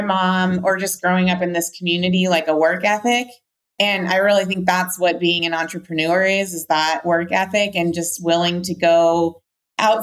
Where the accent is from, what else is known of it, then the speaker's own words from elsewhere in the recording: Whitefish, Montana, United States; I grew up in Whitefish, Montana, which is where I live currently